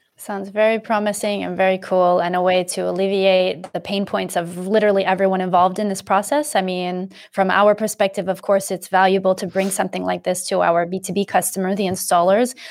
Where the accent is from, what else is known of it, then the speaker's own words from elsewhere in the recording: United States; moved away as an adult; now in Europe; I am in Europe, but I'm American